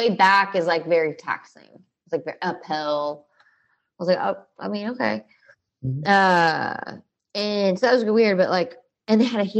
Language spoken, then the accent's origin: English; Texas, United States; hey, I'm from Texas.